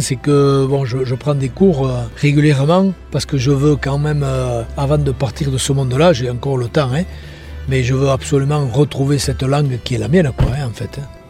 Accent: Mauléon-Licharre, Nouvelle-Aquitaine, France; je suis natif de Moléon

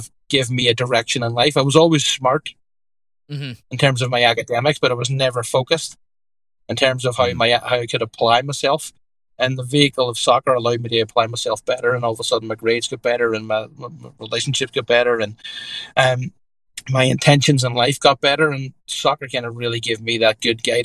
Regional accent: Derry, Northern Ireland, United Kingdom; moved away as an adult; now in Connecticut, United States; grew up as an Irish Catholic in Derry in Ireland

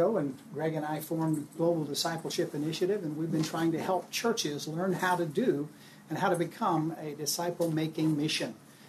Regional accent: Miami, Florida, United States; moved away; also born or lived in Southern California; I was born in Miami, Florida. I'm born and raised there

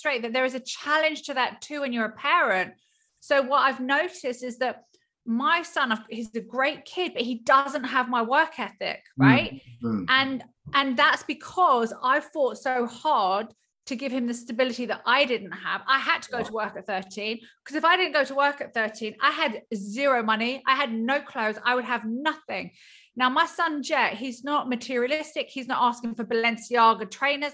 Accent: Hertfordshire, East of England, United Kingdom; also born or lived in California, United States; In Hertfordshire, just outside Hertfordshire. So I was actually born in California

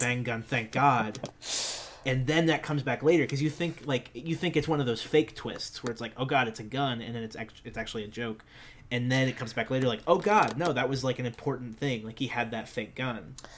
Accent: New Jersey, United States; we're from New Jersey

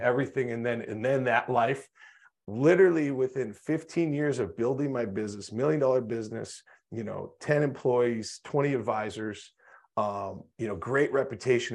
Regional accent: North Dakota, United States; I grew up in North Dakota in small town

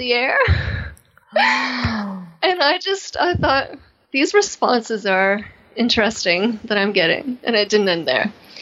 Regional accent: Canada; accent: Canadian; moved away; my Canadian accent

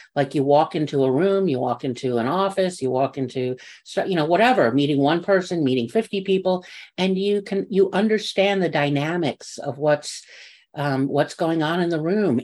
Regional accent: New York, United States; I'm from New York and I can talk fast

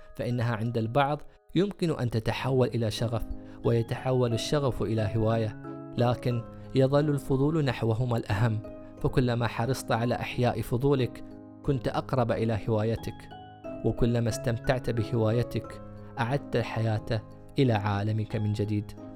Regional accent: United Arab Emirates; عندنا في الإمارات

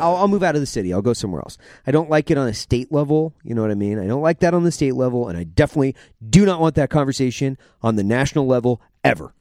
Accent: Idaho, United States; I'm from Idaho. My dad was a logger

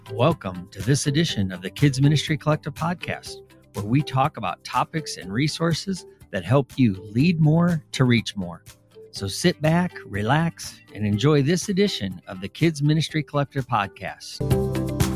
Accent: Michigan, United States; moved away; I grew up in Michigan for a lot of my life

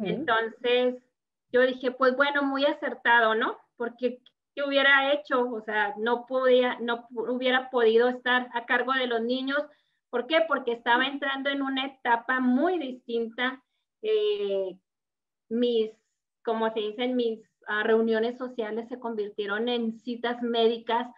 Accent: Chihuahua, Mexico; moved away as an adult; also born or lived in Denver, United States; now in United States; yo soy eh, procedente de Chihuahua, México

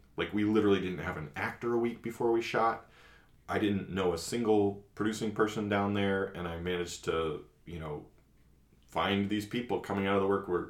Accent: Maine, United States; also born or lived in Massachusetts; I'm a corn-fed white boy from, you know, I grew up in Maine and Massachusetts, and, you know, not a very diverse community.

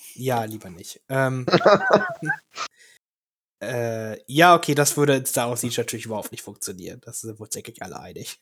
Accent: Germany; wir als Deutsche

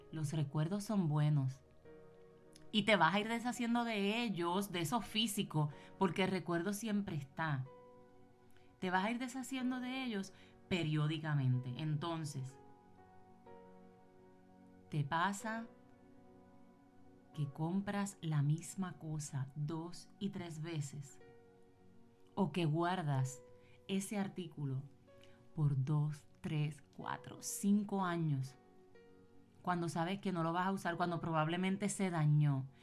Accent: Puerto Rico; now in United States; yo vine con eso, yo me mudé de Puerto Rico para Estados Unidos y yo vine con esas libretas.

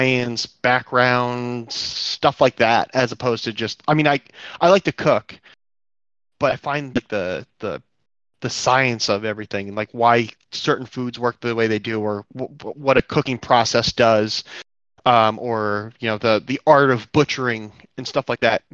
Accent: New Jersey, United States; now in Ohio, United States; I grew up on the East Coast in Jersey

